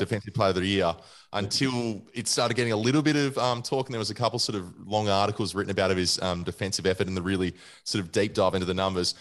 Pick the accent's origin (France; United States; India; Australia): Australia; also born or lived in Western Australia; I'm an Australian first and foremost